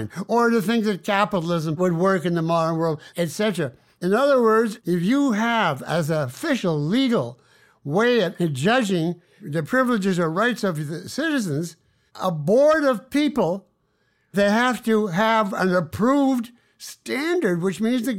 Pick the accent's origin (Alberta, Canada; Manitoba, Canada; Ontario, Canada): Manitoba, Canada; Winnipeg; I set it in the hometown that I grew up in Canada.